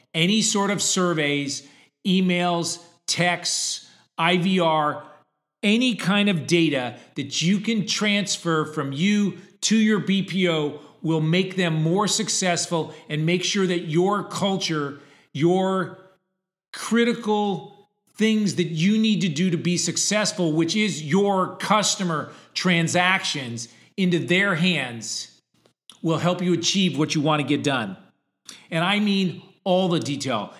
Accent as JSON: {"language": "English", "region": "Connecticut", "country": "United States", "tie": "born or raised there", "said": "I grew up in Connecticut, which was two hours from Boston and two hours from New York"}